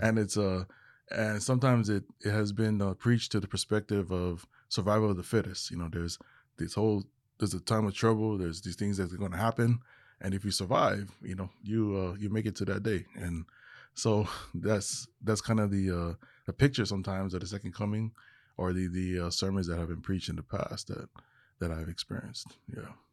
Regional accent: Hawaii, United States; moved away as an adult; now in Texas, United States; I am originally from Hawaii, now living in the, uh, state of Texas

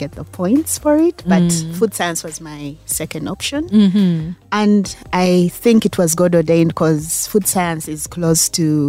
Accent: Entebbe, Central Region, Uganda; born or raised there; also born or lived in Kampala

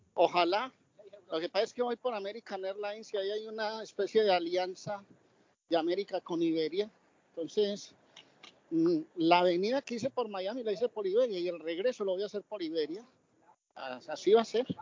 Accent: Colombia; now in Spain

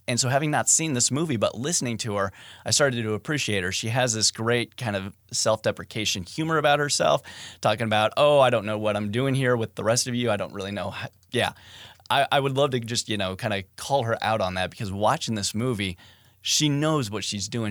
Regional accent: Midwest, United States; I grew up in the Midwest

